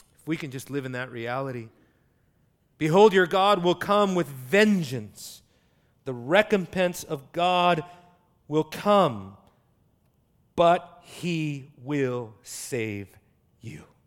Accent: United States; as an American

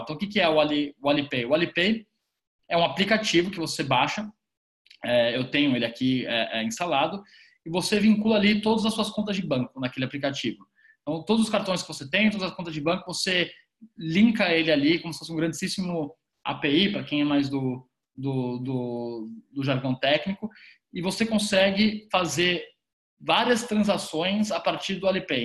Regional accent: Brazil; a gente, enquanto brasileiros

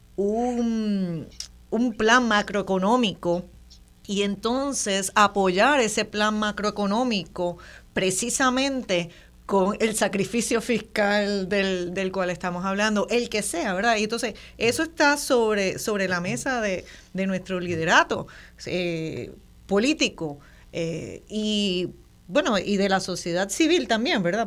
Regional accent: Puerto Rico; Somos puertorriqueños de nacidos en muchas partes

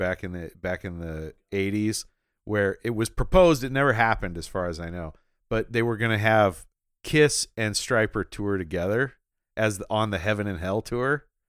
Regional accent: Tacoma, Washington, United States; I grew up in Tacoma.

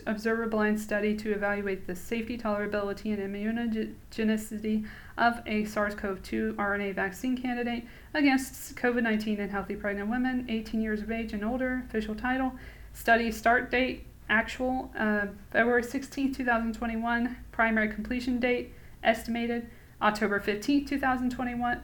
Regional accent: Atlanta, Georgia, United States; I'm from Atlanta

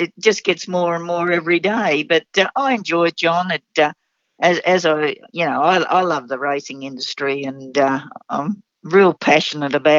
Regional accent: Brisbane, Queensland, Australia; I grew up in Ascot.

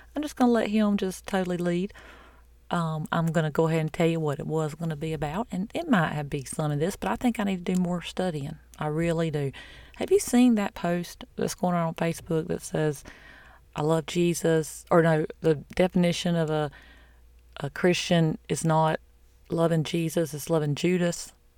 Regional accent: the South, United States; I'm from the South

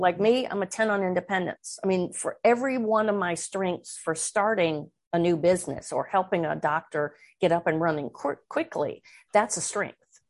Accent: Midwest, United States; moved away as an adult; also born or lived in Washington, D.C.; I grew up in the Midwest where we were taught right is right and wrong is wrong.

